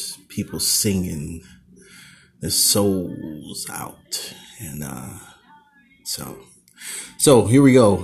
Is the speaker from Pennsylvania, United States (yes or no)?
no; Oakland, California, United States